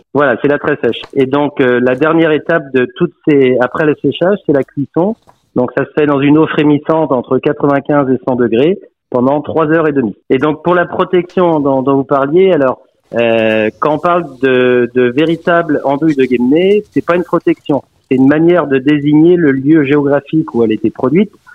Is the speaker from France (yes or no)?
yes; Brittany, France; on est très fiers de notre Bretagne